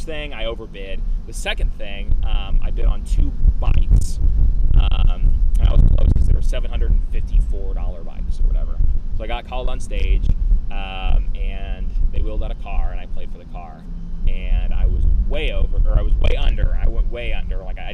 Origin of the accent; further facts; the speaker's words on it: Indiana, United States; I was from Indiana.